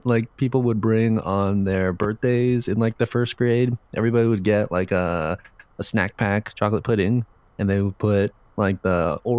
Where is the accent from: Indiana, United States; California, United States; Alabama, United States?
California, United States; San Francisco; I think I grew up in San Francisco's Japantown.